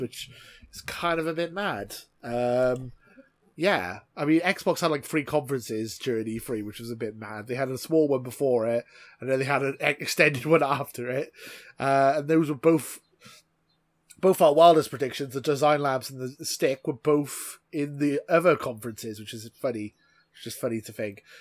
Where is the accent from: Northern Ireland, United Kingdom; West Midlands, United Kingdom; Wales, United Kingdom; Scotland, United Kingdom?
Wales, United Kingdom; as a Welsh man, I've always been brought up that we support two teams in this country